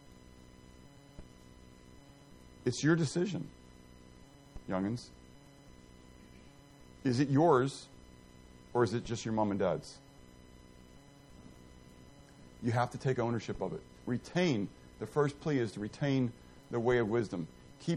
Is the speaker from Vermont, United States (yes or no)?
no; Pittsburgh, Pennsylvania, United States; I grew up in the Italian section of town. Pittsburgh is very ethnic, okay? And I grew up in the Italian section of town.